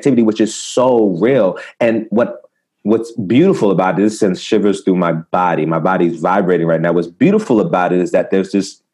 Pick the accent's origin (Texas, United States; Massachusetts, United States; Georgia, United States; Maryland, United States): Maryland, United States; I'm from the States, you know, Maryland